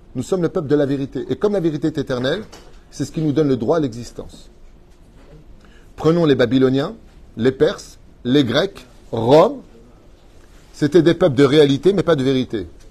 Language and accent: French; Israel; chez nous, en Israël